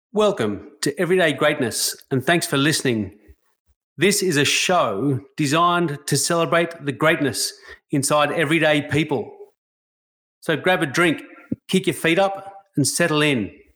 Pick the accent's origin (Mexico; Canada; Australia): Australia; a white Australian